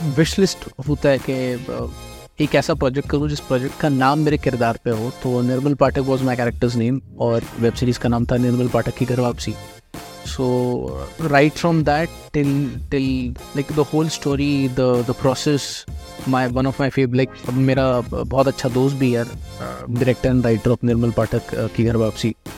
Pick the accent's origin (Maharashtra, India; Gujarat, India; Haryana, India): Maharashtra, India; Nagpur; moved away as an adult; also born or lived in Pune; now in Mumbai, India; मैं नागपुर से हूँ uh, सारा चाइल्डहुड मेरा I like I was up in Nagpur